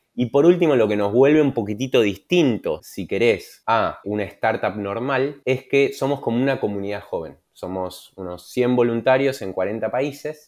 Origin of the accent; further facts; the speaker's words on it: Argentina; moved away as an adult; also born or lived in Germany; siendo argentino